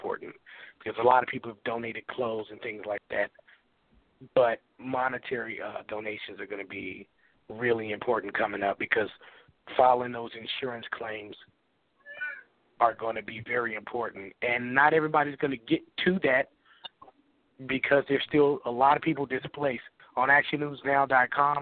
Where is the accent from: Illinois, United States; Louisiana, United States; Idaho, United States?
Illinois, United States; Chicago; moved away as an adult; now in Chico, United States; I've been here 10 years, but I'm still from Chicago